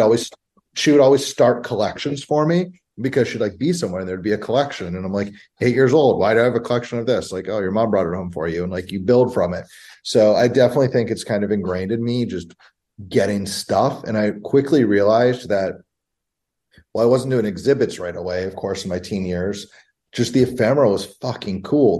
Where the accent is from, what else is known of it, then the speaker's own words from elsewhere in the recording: Bethesda, Maryland, United States; I grew up in Bethesda, Maryland, right outside of DC in the early 90s.